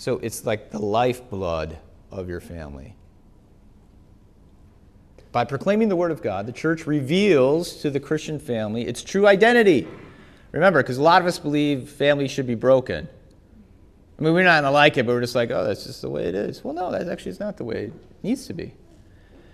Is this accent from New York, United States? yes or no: no; Wisconsin, United States; I grew up in Wisconsin